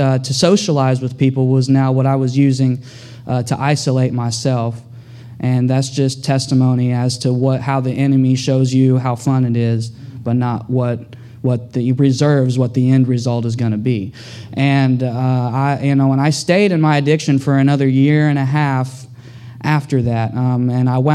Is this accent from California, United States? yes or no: no; Tulsa, Oklahoma, United States; now in Houston, United States; I'm from Tulsa, Oklahoma. Growing up, I had a troubled childhood growing up.